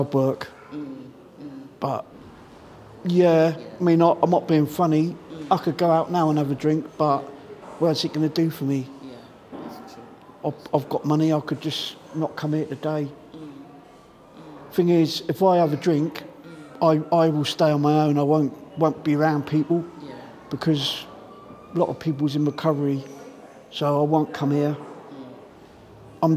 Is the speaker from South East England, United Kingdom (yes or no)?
yes; Southampton, South East England, United Kingdom; moved away as an adult; now in Reading, United Kingdom; I'm from Southampton